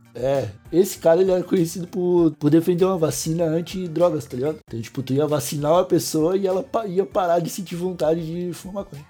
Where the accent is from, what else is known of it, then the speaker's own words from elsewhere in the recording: Brazil; a gente nasceu no Brasil